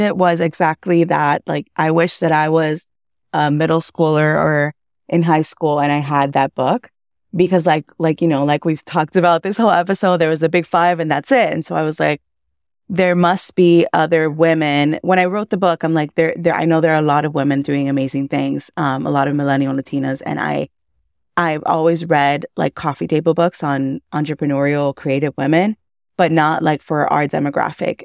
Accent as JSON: {"language": "English", "town": "Miami", "region": "Florida", "country": "United States", "tie": "born or raised there", "also_born_or_lived": "Cuba / Massachusetts", "said": "I was born in Cuba. I came to the U S when I was four, raised in Miami"}